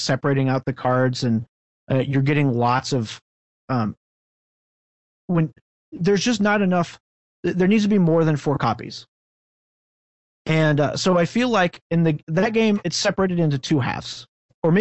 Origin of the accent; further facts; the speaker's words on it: United States; I am American